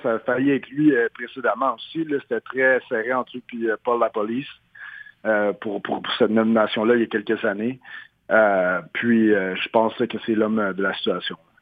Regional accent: Montreal, Quebec, Canada; moved away; ma ville natale à Montréal

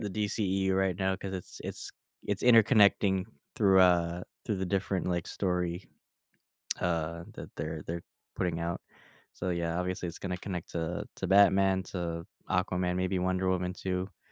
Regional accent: Philadelphia, Pennsylvania, United States; our home city

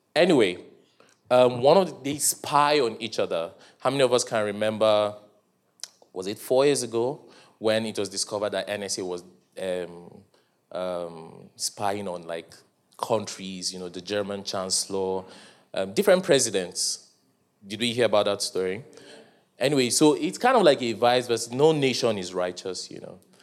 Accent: Nigeria

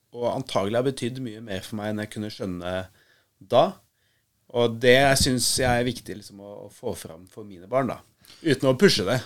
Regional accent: Nesodden, Akershus, Norway; jeg vokste jo opp på, eh, på Nesodden med mamma og pappa

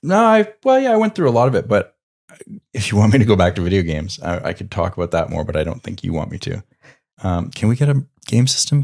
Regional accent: Quebec, Canada; moved away; I grew up in Quebec

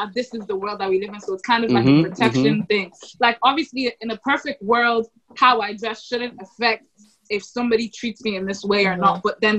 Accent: Ireland; growing up in Ireland

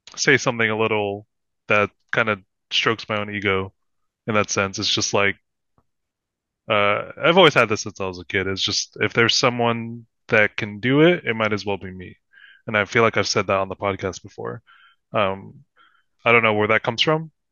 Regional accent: Philippines; I'm Filipino

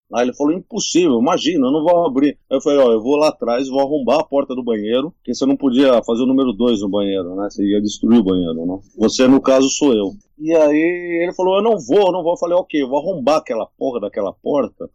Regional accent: Brazil; sou brasileiro

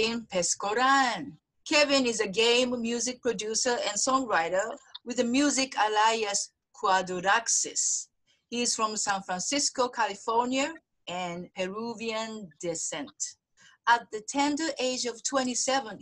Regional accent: Osaka, Japan; I'm from Osaka. Osaka dialect is very close to Spanish

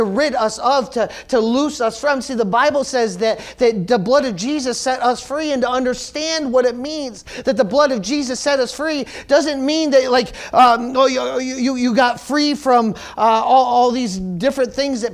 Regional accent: United States; being American

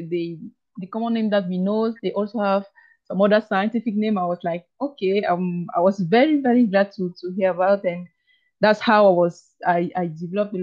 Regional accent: Cameroon; English is a second language; also born or lived in Belgium; I did my primary, secondary, and part of my university studies in Cameroon. So I am, since Cameroon is a bilingual country, so we speak both English and French, and I'm from the French part

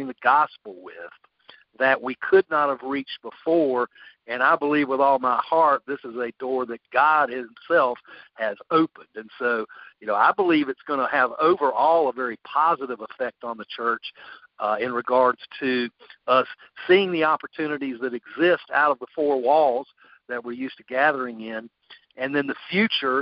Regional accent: Greenville, South Carolina, United States; moved away as an adult; now in Columbia, United States; I'm originally from Greenville. That's where I grew up

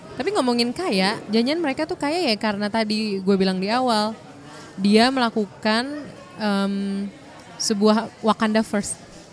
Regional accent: Indonesia; Kita orang Indo udah resmi

